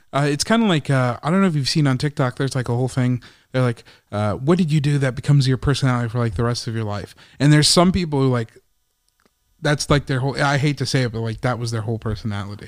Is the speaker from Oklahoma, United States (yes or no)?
no; Chicago, Illinois, United States; that's my hometown